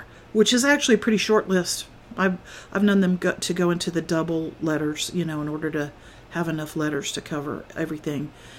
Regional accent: Florida, United States; And I just got to thinking, you know, I'm from Florida. Now, I didn't live there really long, so I'm not, you know, entirely familiar with the ins and outs of what the Florida government does.

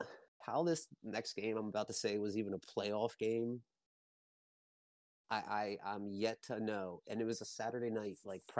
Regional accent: Baltimore, Maryland, United States; me being a Baltimore native, you know, I'm Baltimore bred. So Ravens, my hometown team.

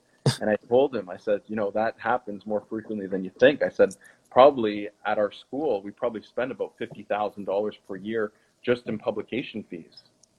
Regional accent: Quebec, Canada; first language French; English is a second language; Quebec. It's right at the border. And so I went to an actual French high school. So I learned French as my first language, and my dad is French Canadian

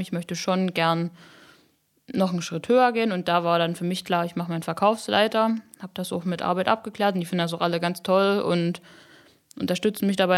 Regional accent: Upper Lusatia, Saxony, Germany; ich liebe meine Heimat und die Oberlausitz und ich finde das super schön hier

